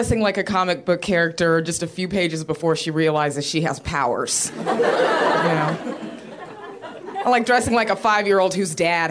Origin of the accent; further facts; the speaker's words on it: Rio Grande Valley, Texas, United States; I got called sassy a whole lot when I was growing up. I was the only black kid. I'm from the Rio Grande Valley